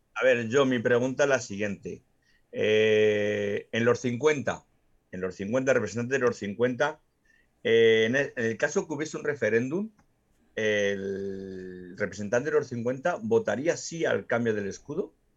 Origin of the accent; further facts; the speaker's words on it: Extremadura, Spain; vas a mi tierra, vas a Extremadura